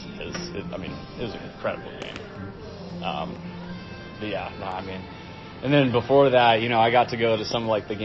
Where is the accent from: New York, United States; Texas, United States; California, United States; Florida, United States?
California, United States; also born or lived in Castle Rock, Colorado; now in Denver, United States; growing up in California.